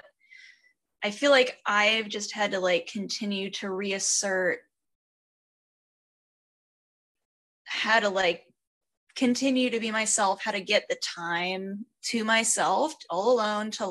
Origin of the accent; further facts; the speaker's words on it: United States; being an American